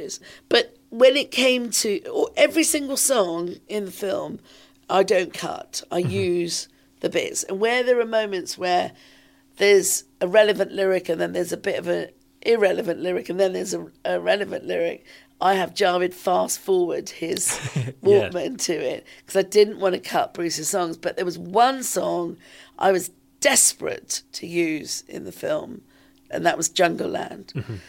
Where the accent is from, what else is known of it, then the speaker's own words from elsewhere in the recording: London, United Kingdom; some of this was happening here in London, in my hometown.